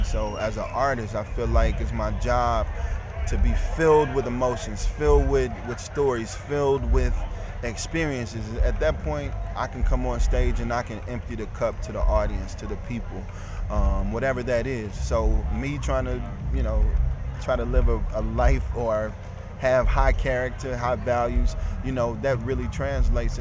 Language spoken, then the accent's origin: English; Ferguson, Missouri, United States; also born or lived in St. Louis; I'm from Ferguson